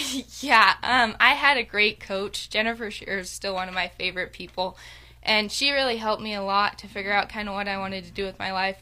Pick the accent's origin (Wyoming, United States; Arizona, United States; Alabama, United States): Wyoming, United States; Veteran; I'm from Veteran, Wyoming. I lived in Goshen County my entire life.